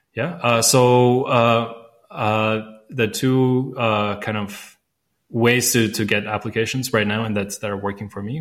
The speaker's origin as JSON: {"language": "English", "country": "Latvia", "first_language": "Latvian", "second_language": "English", "said": "I speak Latvian. That's my mother tongue."}